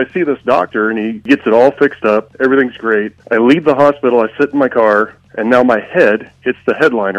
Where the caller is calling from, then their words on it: Knoxville, United States; calling from Knoxville.